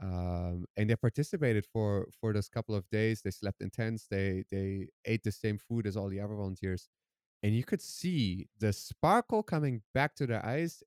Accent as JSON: {"language": "English", "country": "Germany", "tie": "born or raised there", "also_born_or_lived": "Iran / Netherlands", "said": "my parents fled Iran when I was three years old, and I grew up in Germany"}